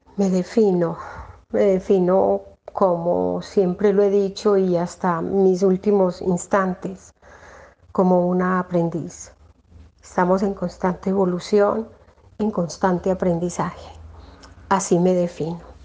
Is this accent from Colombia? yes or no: yes; Rionegro, Antioquia, Colombia; soy de acá de Río Negro, Antioquia